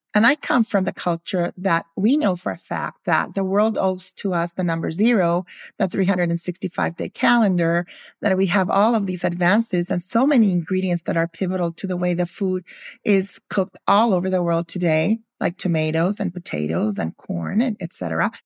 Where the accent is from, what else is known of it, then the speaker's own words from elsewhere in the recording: Guatemala; also born or lived in Philadelphia, United States; I grew up in Guatemala